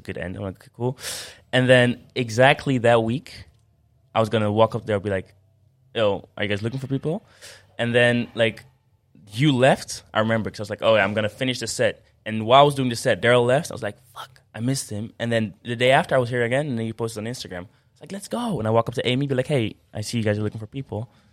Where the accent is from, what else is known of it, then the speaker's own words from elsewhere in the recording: Amersfoort, Utrecht, Netherlands; I'm from Amersfoort